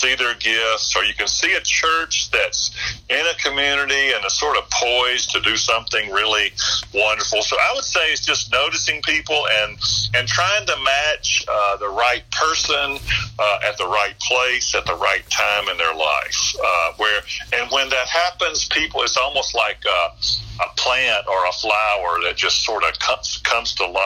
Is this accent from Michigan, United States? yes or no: no; Columbus, Georgia, United States; moved away as an adult; also born or lived in Western North Carolina / Winston-Salem / Greensboro / Charlotte; now in Florida, United States; I was born in Columbus, Georgia, as you were, and then went to college there, grew up in the church there